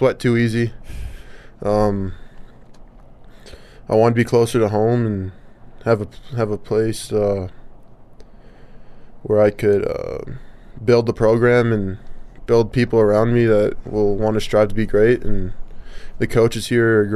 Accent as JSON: {"language": "English", "area": "south of the Twin Cities", "region": "Minnesota", "country": "United States", "tie": "born or raised there", "moved": "yes", "said": "my town is about 65,000 probably. So I'm south of the Twin Cities by about 30 minutes"}